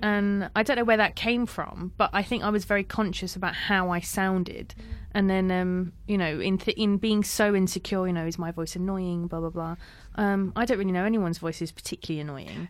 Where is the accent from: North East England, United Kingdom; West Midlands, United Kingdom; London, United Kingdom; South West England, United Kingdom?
London, United Kingdom; accent: London; brought up in, uh, you know, West London, I have a very London-sounding accent